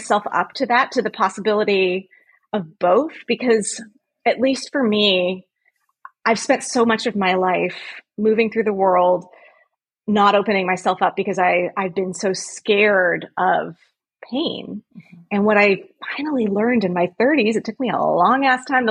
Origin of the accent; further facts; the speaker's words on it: Los Angeles, California, United States; now in Philadelphia, United States; I grew up in Los Angeles, a very liberal area